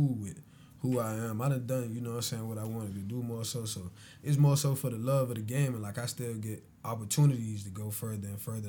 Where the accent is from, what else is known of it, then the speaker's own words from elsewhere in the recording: Savannah, Georgia, United States; I'm from Savannah, man. I went to Beach.